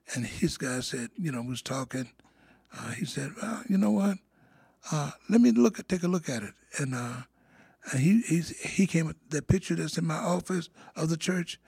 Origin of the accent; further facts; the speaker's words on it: Monroe, Louisiana, United States; now in Davenport, United States; I'm from Monroe, Louisiana. Yeah, that's in the northern part of Louisiana. That's where I was born